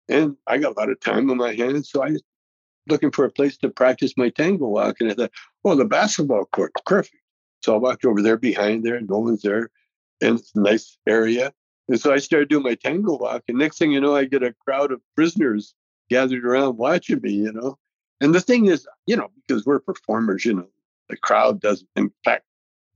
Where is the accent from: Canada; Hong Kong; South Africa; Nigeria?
Canada; Alberta; moved away as an adult; now in United States; I grew up in Canada